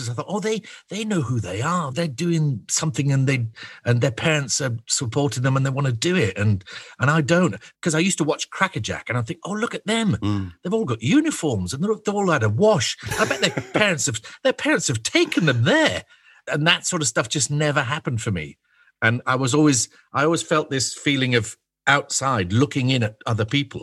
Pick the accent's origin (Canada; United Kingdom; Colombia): United Kingdom; Scottish Borders, Scotland; I was born in the Scottish Borders, in the middle of nowhere.